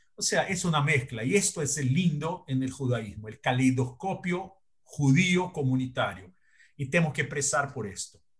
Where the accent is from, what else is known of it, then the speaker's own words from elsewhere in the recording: Brazil; Spanish is a second language; Yo soy brasileño, vivo acá y pago mis tributos acá